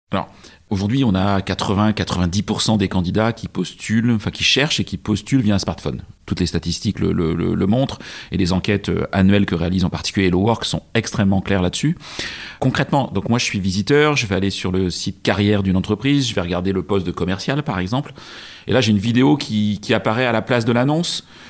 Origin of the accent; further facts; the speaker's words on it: Brittany, France; je suis de Bretagne